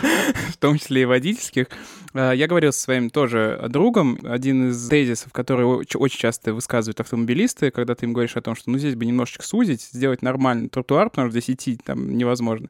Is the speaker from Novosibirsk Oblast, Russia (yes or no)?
no; Chapayevsk, Samara Oblast, Russia; now in Moscow, Russia; В моем родном городе Чапаевске